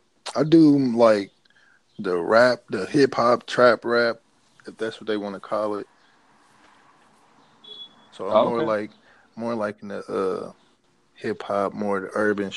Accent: Indianapolis, Indiana, United States; I'm from Indiana, man. Indianapolis.

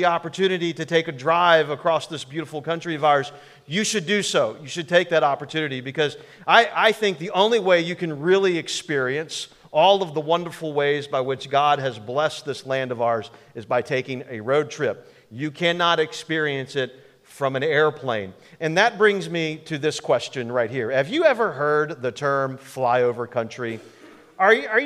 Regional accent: East Coast, United States; now in Kansas City, United States; I'm originally from the East Coast

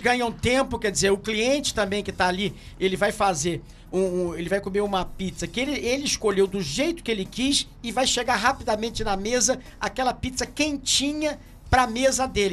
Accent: Macaé, Rio de Janeiro, Brazil; como macaense, como cidadão dessa cidade

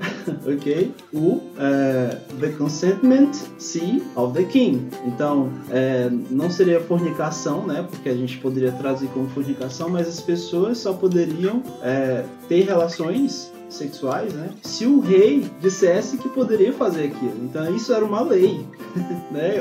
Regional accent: Brazil; a gente, como brasileiro

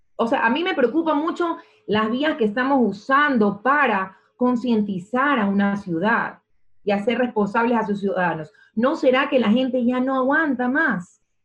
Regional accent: Ecuador; quiénes somos los ecuatorianos

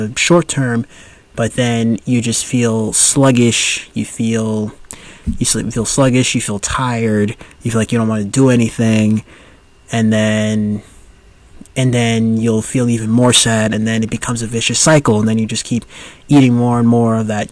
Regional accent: United States; born and raised in the United States

